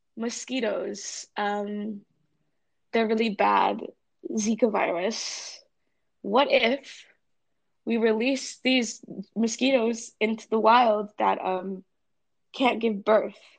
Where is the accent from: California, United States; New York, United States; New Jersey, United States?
California, United States; now in Northampton, United States; I'm from California, um, and there aren't seasons there.